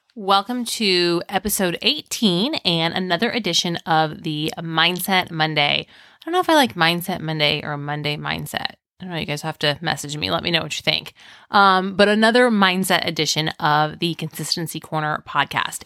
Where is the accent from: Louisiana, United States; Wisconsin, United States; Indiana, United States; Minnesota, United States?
Indiana, United States; I'm from Indiana